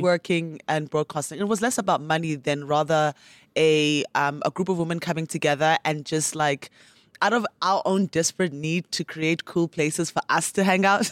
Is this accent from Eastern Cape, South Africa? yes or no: yes; Port Elizabeth, Eastern Cape, South Africa; also born or lived in Transkei / Mthatha; now in Johannesburg, South Africa; I grew up in the Eastern Cape